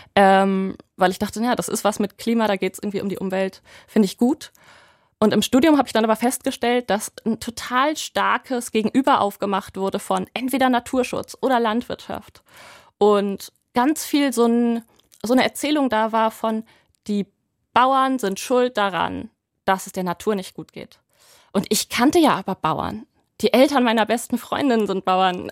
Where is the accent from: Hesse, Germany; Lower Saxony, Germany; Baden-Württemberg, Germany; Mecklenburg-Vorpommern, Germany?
Lower Saxony, Germany; Ich bin ja auf dem Land groß geworden, ungefähr 50 Kilometer nördlich von da, wo ich jetzt bin